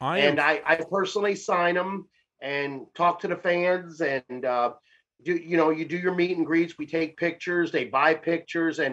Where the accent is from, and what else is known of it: Tampa, Florida, United States; also born or lived in Nashville, Tennessee